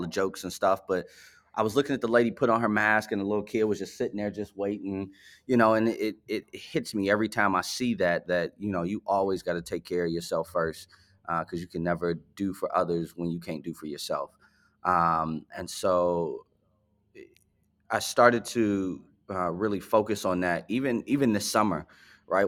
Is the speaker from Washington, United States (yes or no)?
no; Chicago, Illinois, United States; I actually grew up on the south side of Chicago.